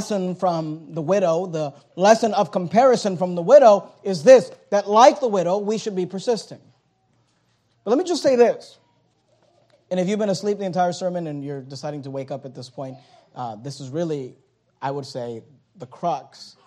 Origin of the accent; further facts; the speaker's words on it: United States; we're American Christians